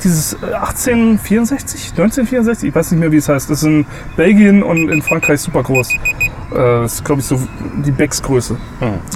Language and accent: German; Saarland, Germany; now in Bavaria, Germany; ich komme zum Beispiel aus, aus dem Saarland